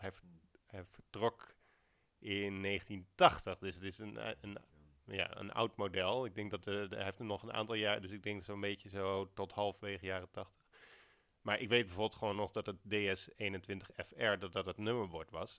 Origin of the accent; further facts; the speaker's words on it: Alphen aan den Rijn, South Holland, Netherlands; ik ben opgegroeid in Al van den Rijn